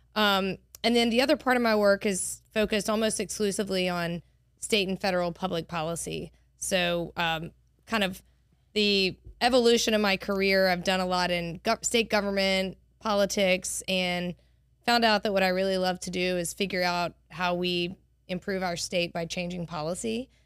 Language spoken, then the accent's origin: English; Monroe, Louisiana, United States; also born or lived in Cambridge, Massachusetts; now in Baton Rouge, United States; I grew up in Monroe